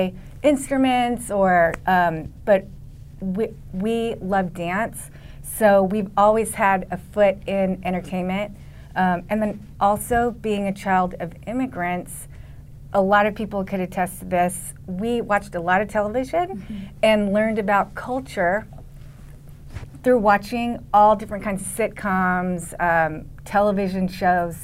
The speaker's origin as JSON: {"language": "English", "town": "Los Angeles", "region": "California", "country": "United States", "tie": "born or raised there", "said": "I was born in Los Angeles"}